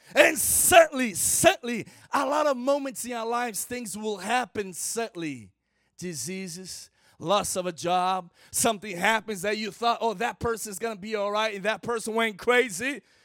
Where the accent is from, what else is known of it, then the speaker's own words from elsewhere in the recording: Brazil; first language Portuguese; English is a second language; I'm from Brazil